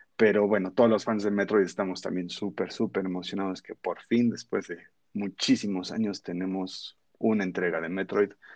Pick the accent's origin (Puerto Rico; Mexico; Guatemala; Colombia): Mexico; se graba en nuestra tierra, orgullosamente en México